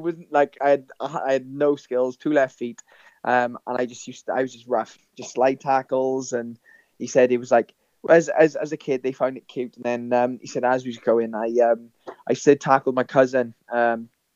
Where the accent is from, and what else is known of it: Blaenavon, Wales, United Kingdom; born or raised there